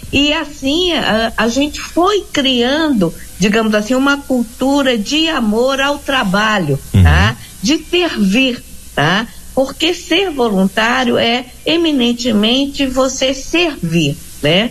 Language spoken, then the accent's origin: Portuguese; Brasília, Federal District, Brazil; also born or lived in Rio de Janeiro; eu sou nascida no Rio de Janeiro, criado em Brasília